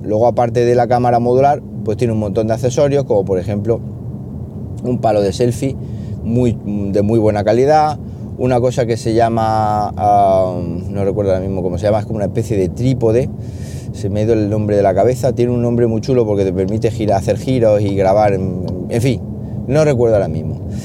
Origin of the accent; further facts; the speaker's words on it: Siles, Andalusia, Spain; mi pueblo Siles Jaén, que es un pueblo que está, bueno, muy, muy bien. ¿Qué os voy a decir yo si, si soy de allí